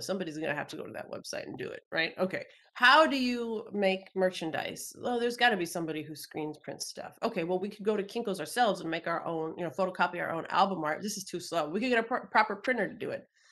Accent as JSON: {"language": "English", "region": "Minnesota", "country": "United States", "said": "the University of Minnesota, which is my home state"}